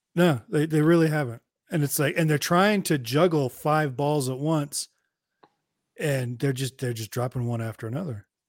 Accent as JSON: {"language": "English", "town": "Hayward", "region": "California", "country": "United States", "tie": "born or raised there", "said": "I grew up in Hayward"}